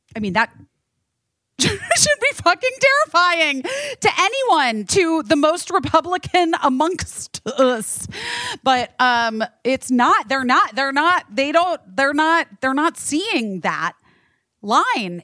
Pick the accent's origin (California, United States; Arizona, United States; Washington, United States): Arizona, United States; I'm from Arizona